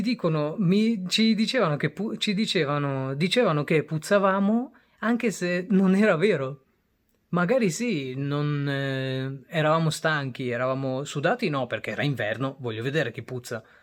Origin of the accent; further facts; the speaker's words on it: Bangladesh; now in Italy; Quasi tutte le volte la, quando scendevamo dal Bangladesh all'Italia per tornare in Italia, dove abbiamo la cittadinanza